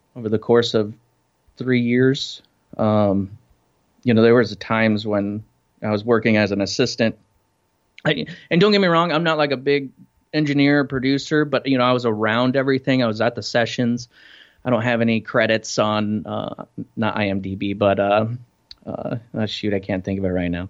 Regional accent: Iowa, United States; moved away as an adult; also born or lived in Denver; now in Fort Lauderdale, United States; I grew up in Iowa

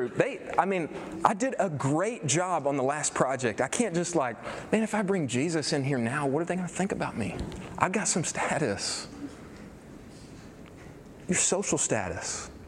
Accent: Irving, Texas, United States

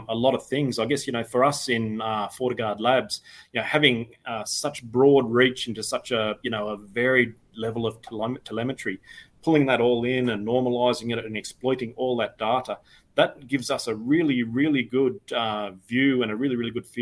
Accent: Australia; I started out as an information technology officer with our Australian Department of Defence

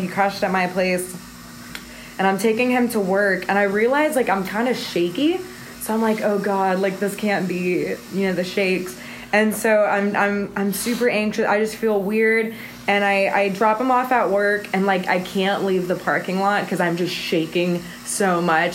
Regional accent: Missouri City, Texas, United States; I was born in Houston, um, in Missouri City, and I have a Mexican mom and then an American dad

